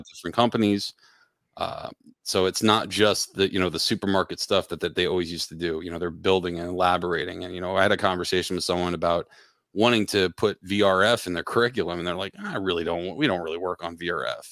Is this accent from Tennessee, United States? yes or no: no; Pennsylvania, United States; also born or lived in Connecticut; now in Dallas, United States; I grew up in Pennsylvania, uh, moved up to Connecticut